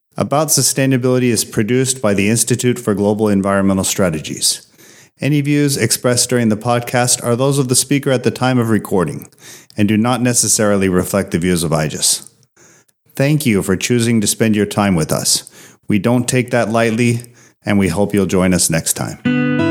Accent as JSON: {"language": "English", "town": "Cape Town", "region": "Western Cape", "country": "South Africa", "tie": "born or raised there", "said": "I grew up in Cape Town in South Africa"}